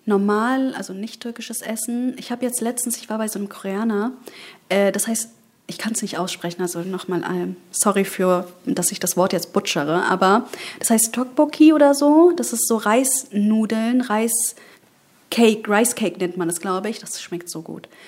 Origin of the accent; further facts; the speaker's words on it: Bayburt, Turkey; also ich komme ja aus Bayburt mhm, äh, in der Türkei